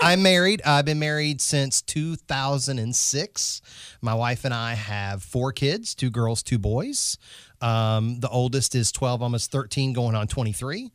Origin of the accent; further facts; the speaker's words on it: North Carolina, United States; I'm from North Carolina